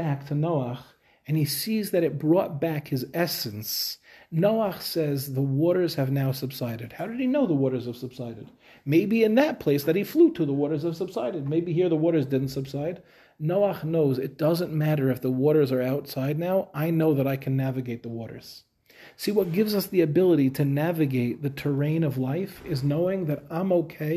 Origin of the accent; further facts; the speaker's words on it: Five Towns, New York, United States; moved away as an adult; also born or lived in Queens, New York; now in Israel; we grew up in the Five Towns